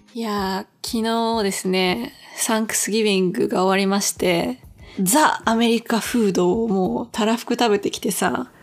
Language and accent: Japanese; Japan; now in Los Angeles, United States; こっちに住んでると、日本人であることとかアジア人であることがマイノリティなわけじゃん